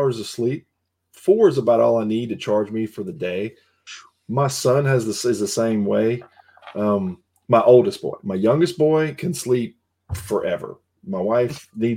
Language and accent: English; the South, United States; I'm from the South